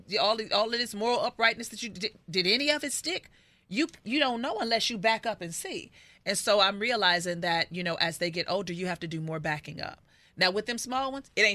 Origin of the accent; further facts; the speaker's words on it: Inglewood, California, United States; I grew up in Inglewood